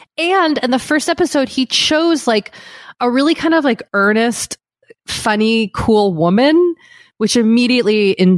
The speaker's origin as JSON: {"language": "English", "country": "United States", "said": "I'm American."}